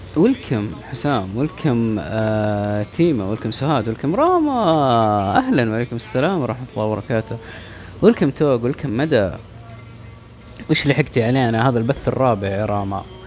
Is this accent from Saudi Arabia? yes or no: yes; Saudi Arabia; نحتفل فيها مو بس كسعوديين